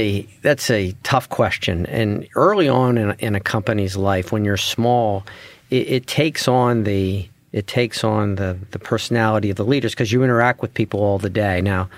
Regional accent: Pennsylvania, United States; We're from Central Pennsylvania. We grew up here. We have deep roots. Our families are here. I was educated not too far from here.

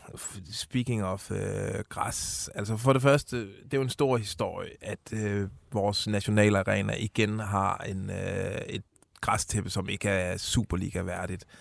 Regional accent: Odense, Southern Denmark, Denmark; hvor jeg kommer fra, Odense

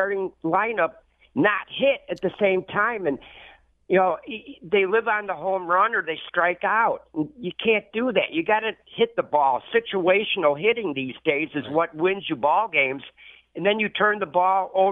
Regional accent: Milwaukee, Wisconsin, United States; now in Rolling Meadows, United States; I was born up in the Milwaukee area

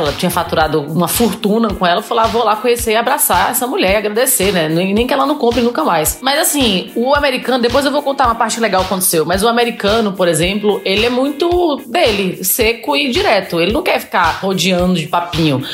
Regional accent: João Pessoa, Paraíba, Brazil; moved away; Sou de lá de João Pessoa

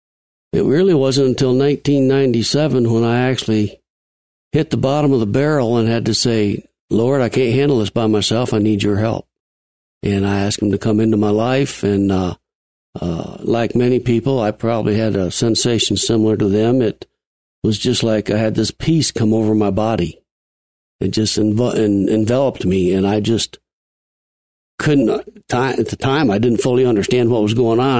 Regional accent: Watertown, New York, United States; moved away as an adult; now in Colorado, United States; Northern New York

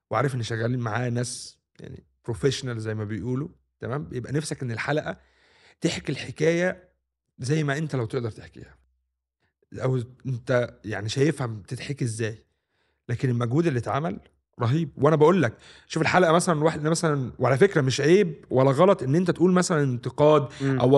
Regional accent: Egypt; والحاجات الجميله اللي اتربينا عليها في مصر دي هي دي

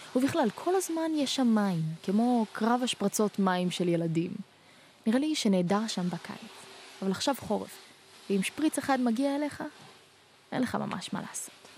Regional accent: Haifa, Haifa District, Israel; moved away; אני בעצמי חיפנית

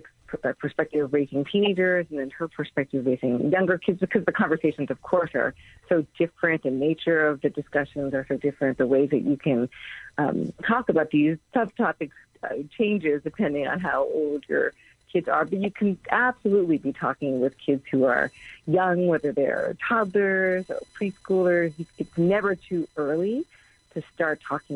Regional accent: United States; I'm Korean American

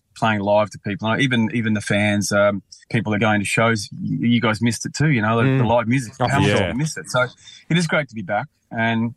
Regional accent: Brisbane, Queensland, Australia; now in Byron Bay, Australia; I moved up here ages ago, And because I'm from Brisbane

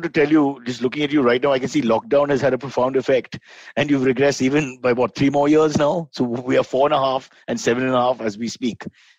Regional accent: Mumbai, Maharashtra, India; I've grown up with a lot of South Indian friends, Mumbai being cosmopolitan.

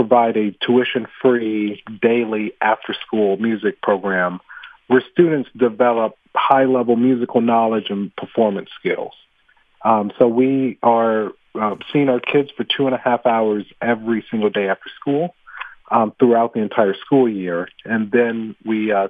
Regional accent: Atlanta, Georgia, United States; moved away as an adult; now in Philadelphia, United States; growing up in Atlanta

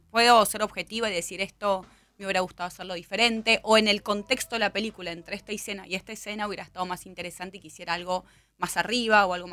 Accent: Argentina; No me creen que soy argentina.

